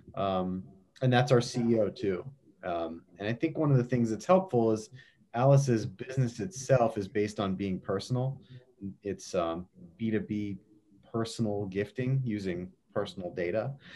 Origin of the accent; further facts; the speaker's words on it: Baltimore, Maryland, United States; when I was growing up in Baltimore, we went to Hershey Park a lot.